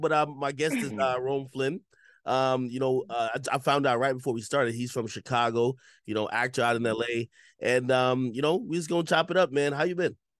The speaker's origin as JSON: {"language": "English", "country": "Jamaica", "said": "I'm from Jamaica"}